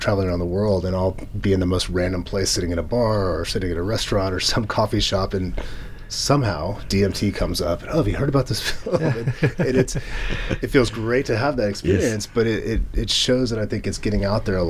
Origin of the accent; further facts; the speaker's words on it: United States; being an American